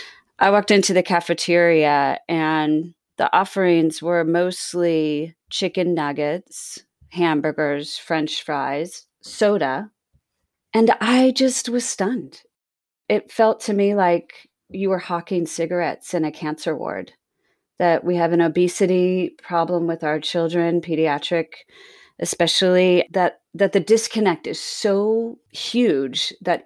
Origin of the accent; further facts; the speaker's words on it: Bermuda; my mother was born and raised in Bermuda. I'm Bermudian, and I moved back there after college and after grad school